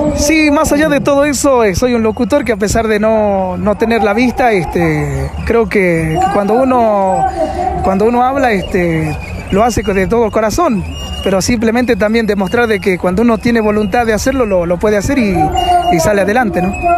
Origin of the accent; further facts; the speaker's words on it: Cafayate, Salta, Argentina; soy de Cafayate